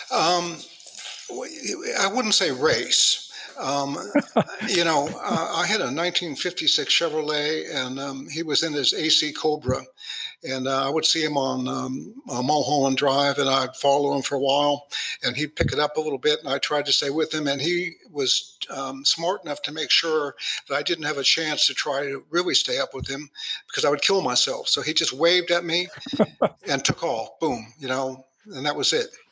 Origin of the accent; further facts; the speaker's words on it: Los Angeles, California, United States; growing up in Hollywood